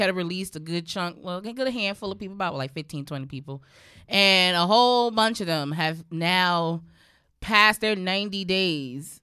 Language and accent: English; New York, United States; also born or lived in Brooklyn, New York; growing up in Harlem where, like, everything was low-key accessible